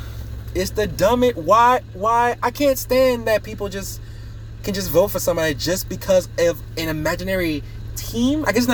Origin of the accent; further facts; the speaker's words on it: United States; I am American. I should have the freedom